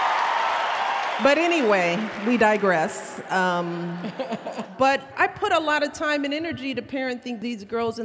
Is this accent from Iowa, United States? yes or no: no; Chicago, Illinois, United States; from the South Side of Chicago. I grew up in a little bitty house.